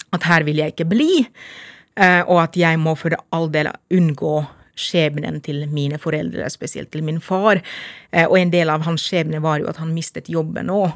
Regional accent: Lahti, Päijät-Häme, Finland; Norwegian is a second language; moved away as an adult; now in Lillehammer, Norway; Jeg er født og oppvokst i Lahti.

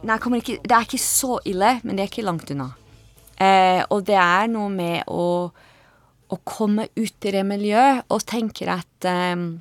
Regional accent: Edinburgh, Scotland, United Kingdom; Norwegian is a second language; moved away as an adult; now in Oslo, Norway; jeg kommer fra Edinburgh i Skottland. Jeg eh, bodde i Norge i litt over 15 år

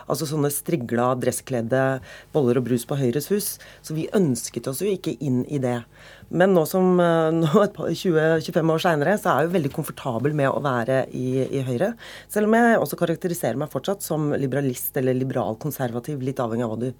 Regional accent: Oslo, Norway; Og de bare antok at siden jeg kom fra Veitvet og Groruddalen, at jeg antageligvis hadde sosiale problemer og problemer hjemme

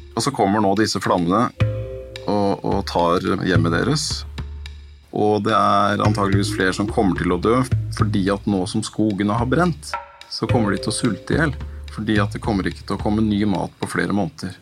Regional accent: Norway; som nordmann

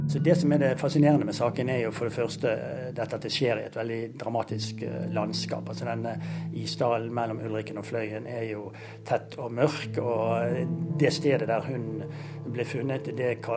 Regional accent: Bergen, Vestland, Norway; Nå er jeg jo fra Bergen, og jeg løper faktisk inn i isdalen minst to ganger i uken.

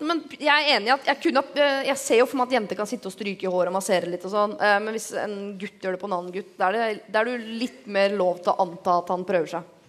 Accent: Bergen, Vestland, Norway; Jeg, jeg er bergenser

